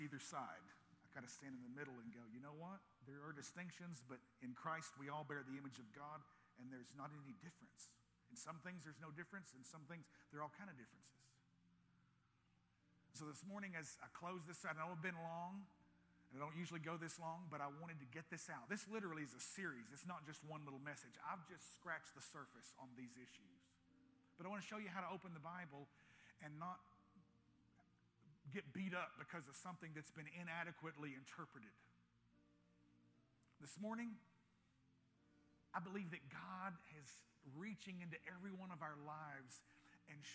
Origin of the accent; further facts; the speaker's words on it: United States; in America, we have no concept of how blessed we are.